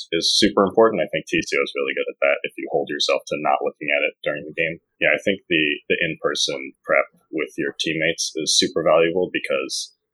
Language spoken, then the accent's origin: English; New York City, New York, United States; I'm from New York City